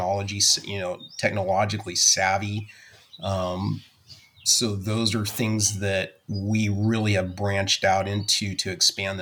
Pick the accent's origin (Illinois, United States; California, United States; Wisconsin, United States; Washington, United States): California, United States; Orange County; also born or lived in Colorado Springs, Colorado; I grew up here in Orange County. I was born in Colorado Springs